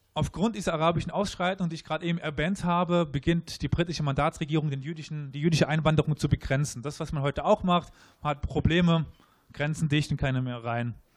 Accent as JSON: {"language": "German", "country": "Germany", "said": "wir uns als Deutsche empfinden"}